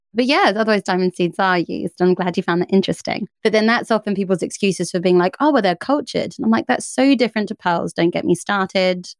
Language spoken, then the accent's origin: English; United Kingdom; I'm British